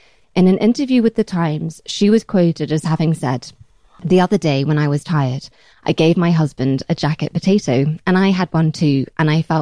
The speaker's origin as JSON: {"language": "English", "region": "England", "country": "United Kingdom", "accent": "extreme English", "said": "my extreme English accent"}